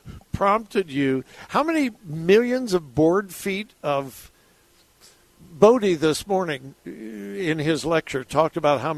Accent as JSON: {"language": "English", "town": "Los Angeles", "region": "California", "country": "United States", "tie": "born or raised there", "moved": "yes"}